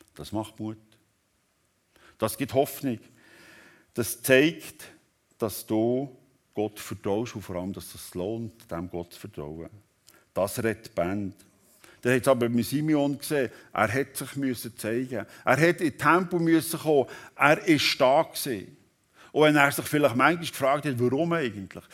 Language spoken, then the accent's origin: German; Switzerland; Hier bei uns in der Schweiz